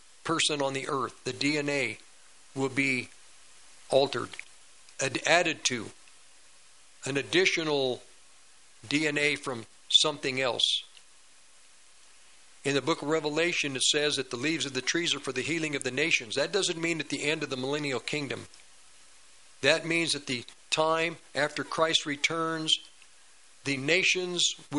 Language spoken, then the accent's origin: English; United States; I was born in America, not India, not Russia.